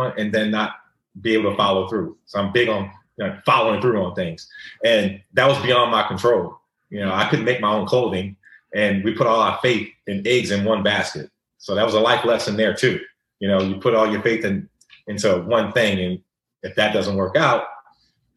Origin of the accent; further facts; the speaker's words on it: the South, United States; we're from the South.